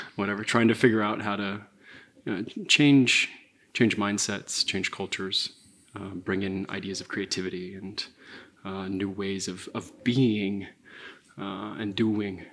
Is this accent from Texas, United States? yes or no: no; Santa Clara, California, United States; moved away as an adult; also born or lived in San Francisco; I was born and raised in Santa Clara